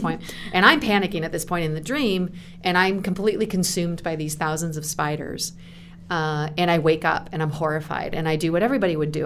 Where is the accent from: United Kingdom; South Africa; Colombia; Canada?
Canada; moved away as an adult; also born or lived in United States; I was living in America as a Canadian